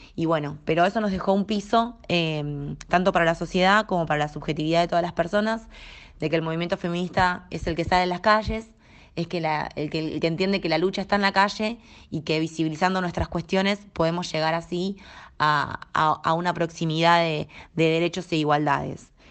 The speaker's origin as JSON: {"language": "Spanish", "country": "Argentina", "also_born_or_lived": "La Plata, Buenos Aires", "said": "soy argentina, vivo en la ciudad de La Plata, que es la capital de la provincia de Buenos Aires"}